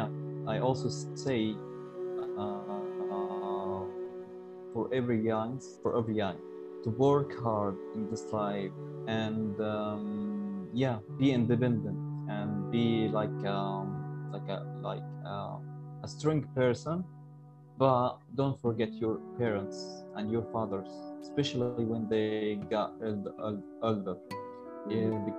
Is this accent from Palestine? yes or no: yes; Gaza, Gaza Strip, Palestine; I'm from Gaza, Palestine